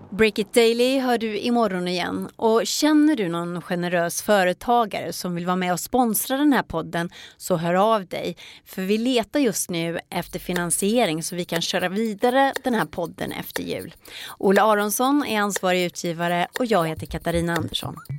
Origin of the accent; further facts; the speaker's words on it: Ulricehamn, Västra Götaland, Sweden; i min hemstad Ulricehamn